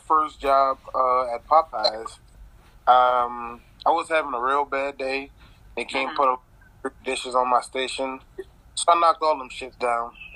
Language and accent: English; the South, United States; I grew up in the South, and um, my whole family, you know, they fat, they love to eat, so they did a lot of cooking growing up